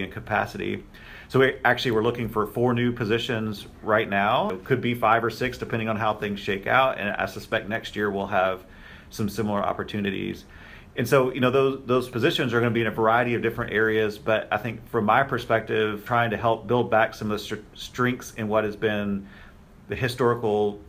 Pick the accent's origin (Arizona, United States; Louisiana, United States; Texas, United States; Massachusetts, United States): Texas, United States; Texas Panhandle, United States; moved away as an adult; also born or lived in Kansas State / Mississippi State / Oklahoma State; now in Indiana, United States; I am a Texas native and I grew up in the Texas Panhandle.